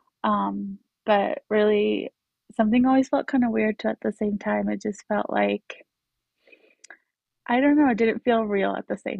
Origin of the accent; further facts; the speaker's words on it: Utah, United States; also born or lived in Colombia; raised in Utah